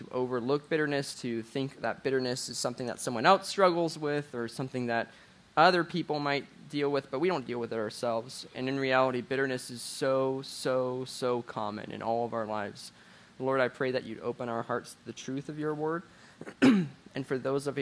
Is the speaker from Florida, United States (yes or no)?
yes; Jacksonville, Florida, United States; I grew up in Jacksonville, Florida